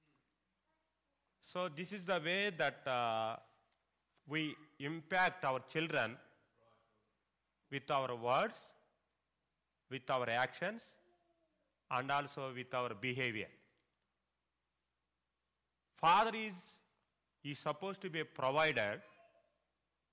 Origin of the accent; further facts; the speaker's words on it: India; first language Telugu; English is a second language; my mother tongue Bible, Telugu